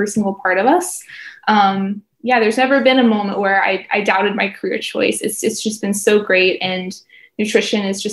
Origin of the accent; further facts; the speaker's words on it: Tennessee, United States; also born or lived in Florida; now in Gainesville, United States; I have been in Florida for a while now, but I am originally from Tennessee